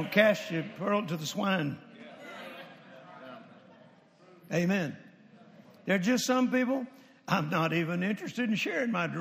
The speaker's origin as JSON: {"language": "English", "region": "the South", "country": "United States", "tie": "born or raised there", "said": "I grew up in the South."}